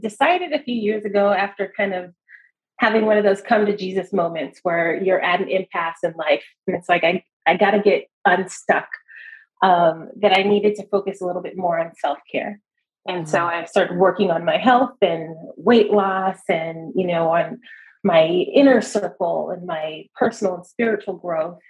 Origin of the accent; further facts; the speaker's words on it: Los Angeles, California, United States; moved away as an adult; now in San Francisco Bay Area, United States; I'm actually originally from Los Angeles, okay. Uh, Los Angeles County, all over